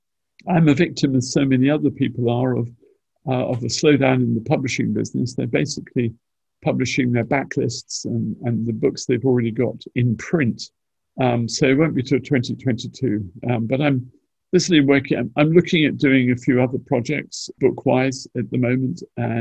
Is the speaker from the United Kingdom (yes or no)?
yes; St Austell, South West England, United Kingdom; I come from St. Austell, so I'd like the St. Austell and District Spitfire marking scheme